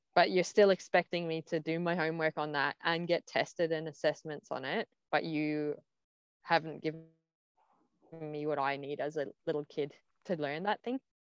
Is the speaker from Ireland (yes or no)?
yes; Ireland; accent: Aussie, Irish; first language English; also born or lived in Australia; I had an Aussie accent, then I had an Irish accent.